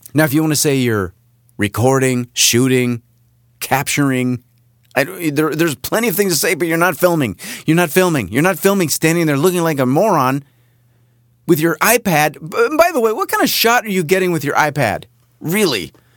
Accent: Southern California, United States; moved away; also born or lived in Rochester, New York; I grew up here in California, in Southern California.

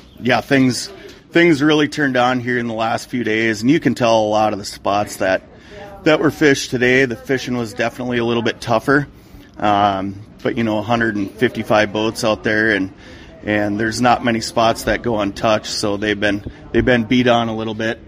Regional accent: Otter Tail Lakes area, West Central Minnesota, United States; now in Walker, United States; I grew up in West Central Minnesota, kind of Otter

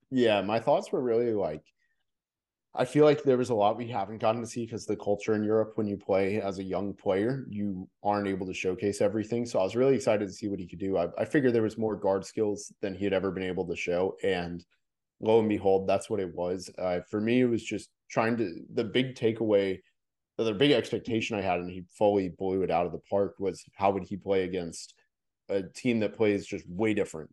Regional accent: Orlando, Florida, United States; moved away; I'm literally from Orlando

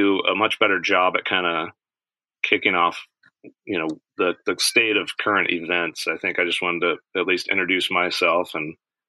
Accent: Oregon, United States; I grew up in Oregon as a steelhead fly fisherman.

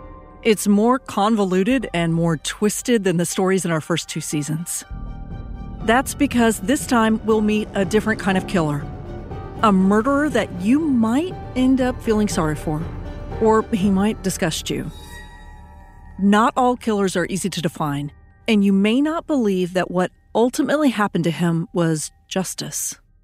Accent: Texas, United States; my home state of Texas. I live in Austin and teach at the University of Texas.

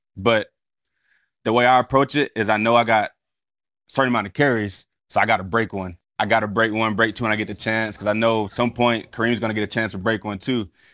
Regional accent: Cedartown, Georgia, United States; moved away; go back to my hometown with Mikey Worthington in the same weight room when I had nothing

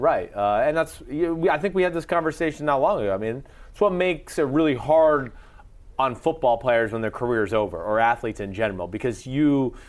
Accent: New York area, United States; I grew up here in the New York area.

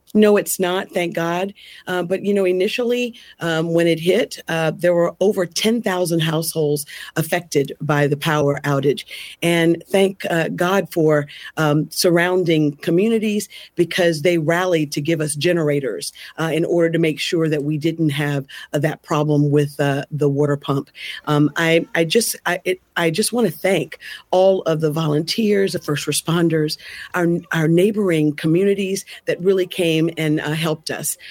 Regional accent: Selma, Alabama, United States; Selma is my hometown

